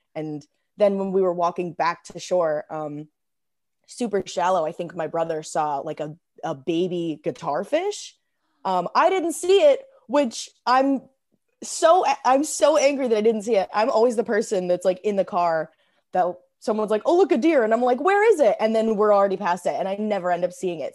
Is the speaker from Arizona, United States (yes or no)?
yes; Arizona, United States; also born or lived in Illinois; I moved to Arizona when I was ten